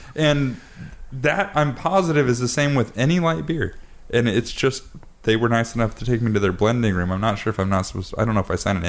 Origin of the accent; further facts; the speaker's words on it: Pacific Northwest, United States; Dude, I'm from the Northwest.